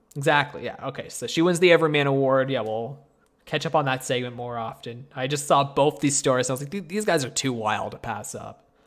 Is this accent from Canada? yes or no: yes; Canada; me and Tristan, we are Canadian